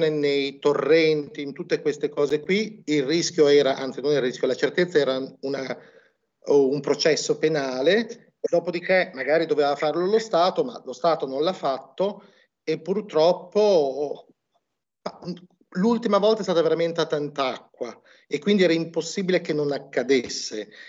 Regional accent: Emilia-Romagna, Italy; Noi qui siamo romagnoli, quindi non abbiamo problemi lo facciamo

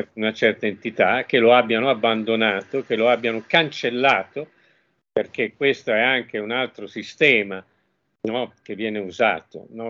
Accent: Genoa, Liguria, Italy; io sono nato a Genova, quindi ho dei cugini a Genova

